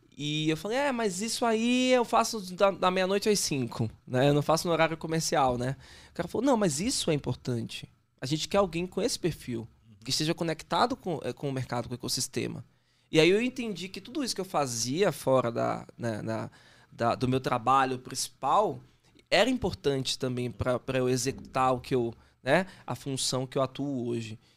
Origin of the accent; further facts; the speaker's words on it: Salvador, Bahia, Brazil; now in São Paulo, Brazil; Eu sou baiano, dá pra perceber, de Salvador, né? E moro em São Paulo, né? Há um tempo já